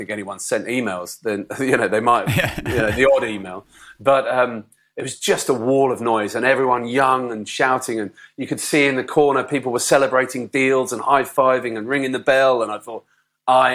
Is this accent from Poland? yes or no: no; United Kingdom; moved away as an adult; also born or lived in London; if you wanted to go to Australia as a Brit, on a work permit for a year, you had to go before the age of 30. So I was, I think, 29 at the time